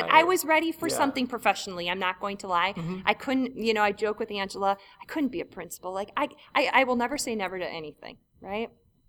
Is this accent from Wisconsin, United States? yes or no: yes; Milwaukee, Wisconsin, United States; Oh, I'm from Milwaukee. You know, I'm from Milwaukee.